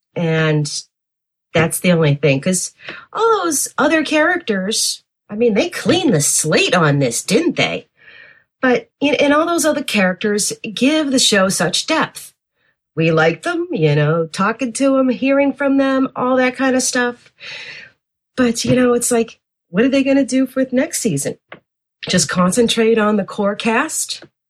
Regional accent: Worcester, Massachusetts, United States; the Polish blonde from Worcester

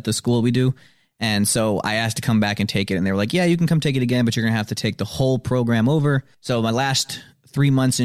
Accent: Madison, Wisconsin, United States; also born or lived in Janesville; Born in Janesville. I've lived in Madison all my life.

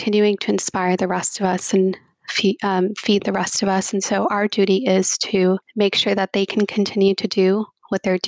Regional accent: New Jersey, United States; growing up in New Jersey, especially where I've grown up

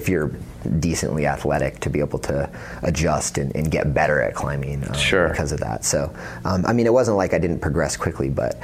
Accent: Northern California, United States; I grew up in Northern California

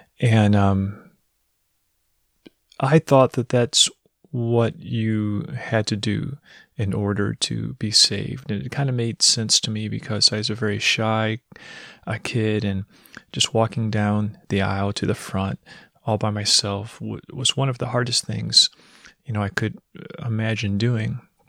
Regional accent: Missouri, United States; I'm from Missouri. I joined the Navy at 18, got married at 18 as well.

